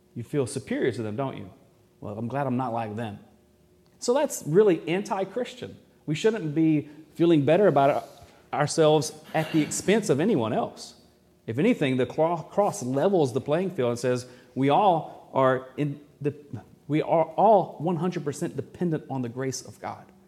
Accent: Arkansas, United States; I'm from Arkansas too

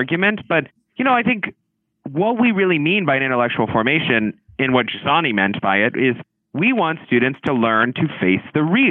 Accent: the South, United States; I grew up in the South

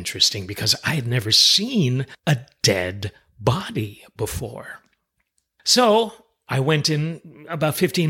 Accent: Westchester, New York, United States; the house where we were raised in Westchester, New York

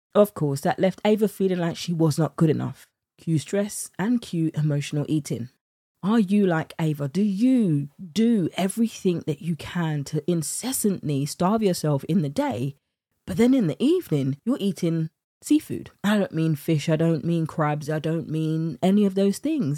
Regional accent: United Kingdom; accent: British; my British accent

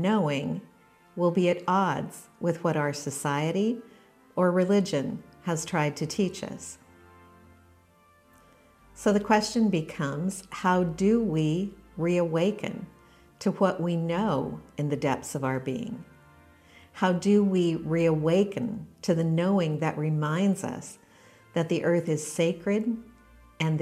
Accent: Western Washington, United States; I grew up in Western Washington in the desert

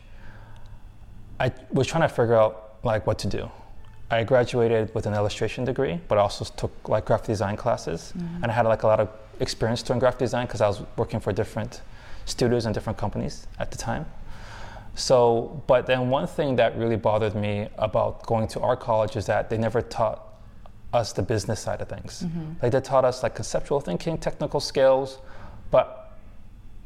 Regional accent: United States; moved away; I was from America

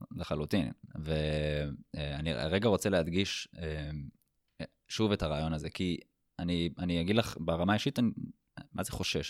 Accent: Israel; נולדנו בישראל, אה, ללאום יהודי

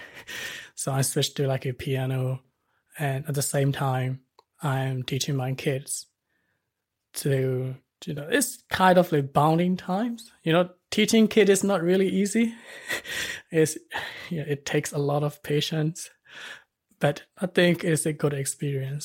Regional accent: Myanmar; moved away as an adult; now in Wellington, New Zealand; I was born in Myanmar, and our culture is like a, you know, like a, most of the Asian countries

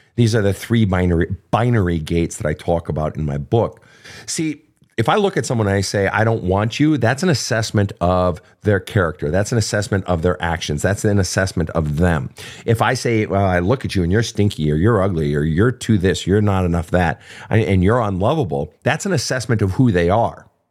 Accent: Minnesota, United States; I'm from Minnesota

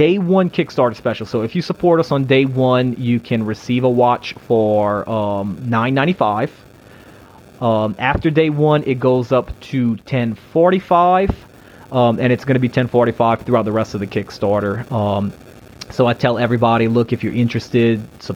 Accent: St. James Parish, Louisiana, United States; I was born in St. James Parish, which is just two parishes over

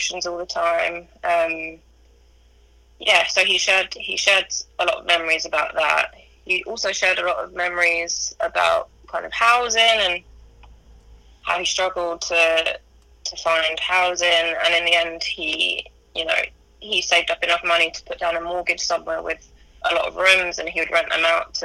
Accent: London, United Kingdom; I was born in London, in northeast London.

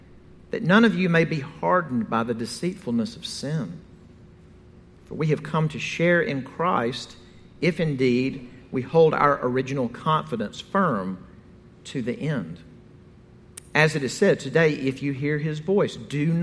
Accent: Jackson, Mississippi, United States; I'm from Mississippi, and the reservoir north of my hometown of Jackson, Mississippi, is the Ross Barnett Reservoir

